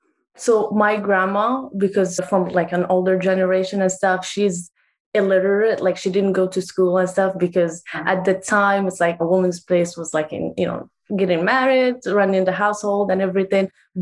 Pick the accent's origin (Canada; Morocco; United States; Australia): Morocco; moved away; I was born in Morocco. My mom is Moroccan. We're actually native Moroccan, which I always find so cool and everything because we have like our own like tribal like dialects